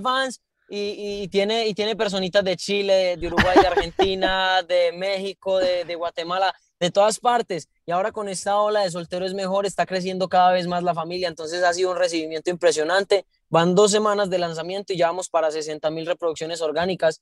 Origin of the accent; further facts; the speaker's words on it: Santo Domingo, Antioquia, Colombia; yo soy de Antioquia, de, un pueblo que se llama Santo Domingo, Antioquia